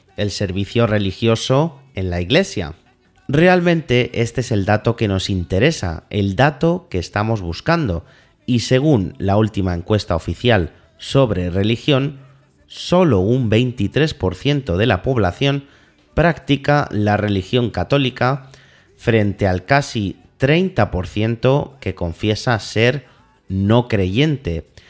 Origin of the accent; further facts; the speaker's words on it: Spain; Somos los españoles tan católicos